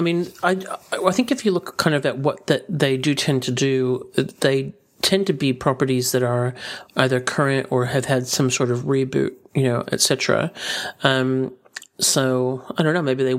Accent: Illinois, United States; I'm not from Benton, Illinois. I'm just from Illinois.

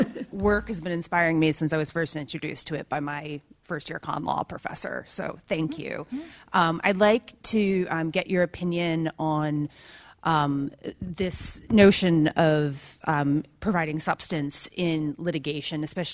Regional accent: United States; now in London, United Kingdom; I'm an American lawyer now living in London.

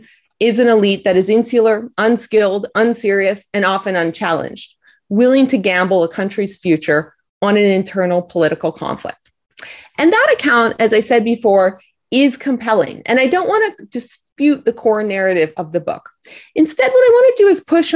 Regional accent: Canada; moved away; I'm Canadian

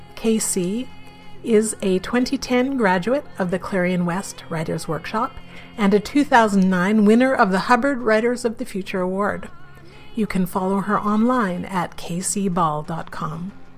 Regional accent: Canada; also born or lived in Vancouver, Canada; now in Toronto, Canada; I'm a Canadian science fiction, fantasy, and horror writer

